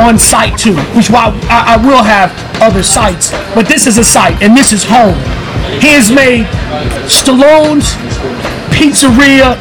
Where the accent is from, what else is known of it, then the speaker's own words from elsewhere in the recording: Chicago, Illinois, United States; now in Las Vegas, United States; I'm from Chicago